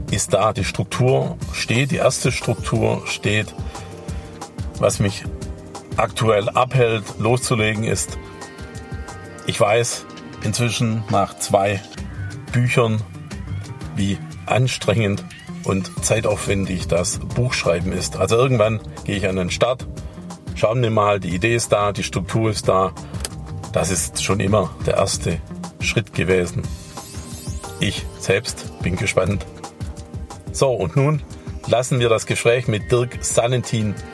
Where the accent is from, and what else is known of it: Baden-Württemberg, Germany